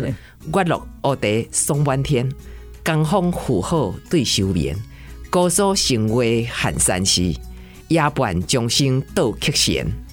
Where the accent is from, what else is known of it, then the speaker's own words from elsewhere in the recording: Hsinchu, Taiwan; accent: northern; 新竹人，我们一直在讲说乡土语文